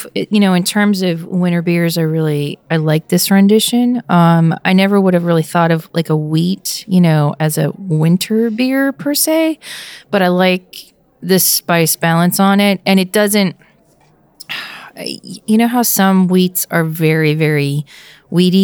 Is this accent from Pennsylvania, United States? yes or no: yes; Pennsylvania, United States; born or raised there